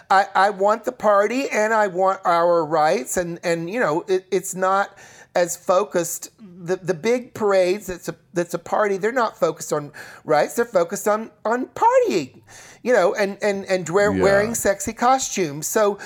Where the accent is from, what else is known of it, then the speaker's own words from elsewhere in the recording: New York, United States; I don't actually know Andy, even though, you know, we're both from New